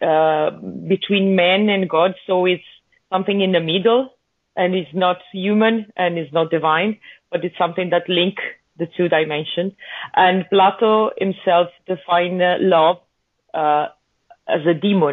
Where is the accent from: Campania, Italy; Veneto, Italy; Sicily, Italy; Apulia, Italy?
Veneto, Italy; Venice mainland; We are all from the Venice mainland, northern Italy. Venice, Italy, not Venice, California.